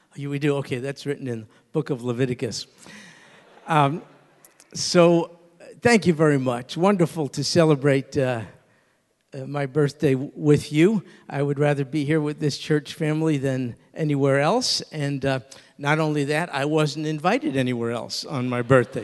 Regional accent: New York, United States; I grew up in New York

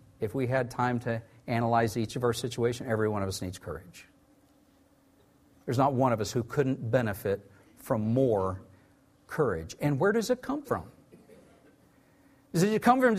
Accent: Tulsa, Oklahoma, United States; I grew up in Tulsa, Oklahoma

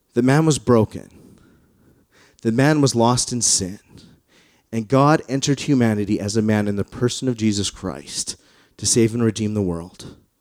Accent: Calgary, Alberta, Canada; I grew up in the West. I grew up in, in Calgary.

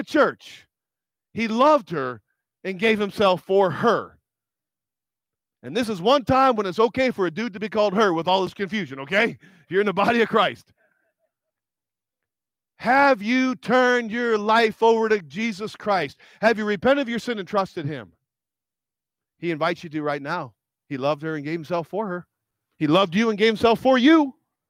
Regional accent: United States; I'm American.

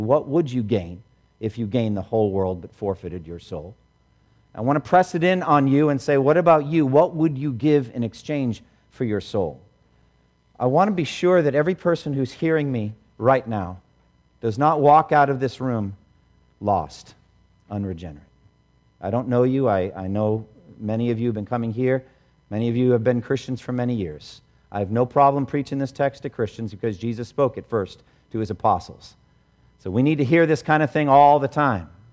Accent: Boston, Massachusetts, United States; I grew up here in Boston.

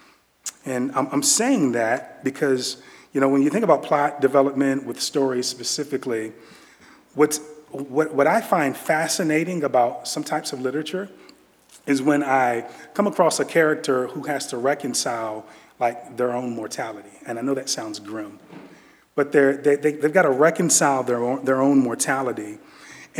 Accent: Virginia, United States; I'm from Virginia. I am from Virginia, and I'm a DMV guy

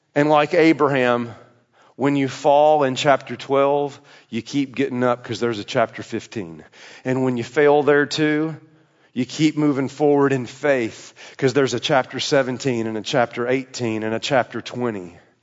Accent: Tennessee, United States; I'm from there

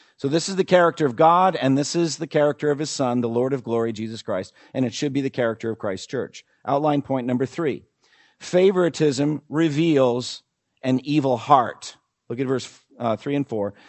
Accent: New England, United States; I come from New England

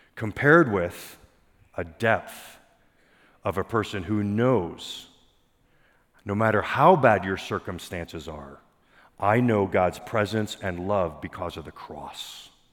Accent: Pennsylvania, United States; I grew up in Pennsylvania

